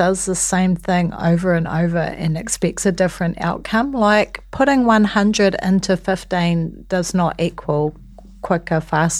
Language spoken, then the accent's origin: English; Waiheke Island, Auckland, New Zealand; like where I grew up on Waiheke